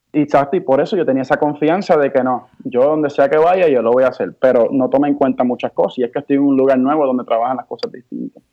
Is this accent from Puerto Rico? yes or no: yes; Bayamón, Puerto Rico; also born or lived in Hawaii / Humacao; vine con mi madre a Puerto Rico y comencé a criarme, o sea, mi crianza fue en Puerto Rico.